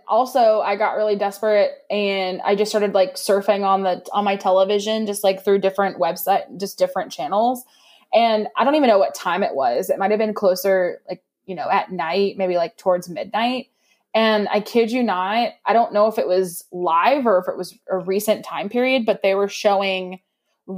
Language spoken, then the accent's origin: English; East Texas, United States; we're from East Texas, we got to say quarantine